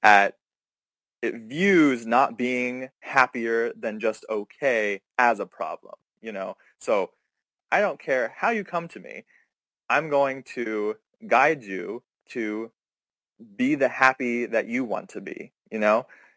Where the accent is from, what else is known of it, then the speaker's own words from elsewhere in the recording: Pennsylvania, United States; moved away; I grew up in a very conservative area, conservative family. I'm originally from Pennsylvania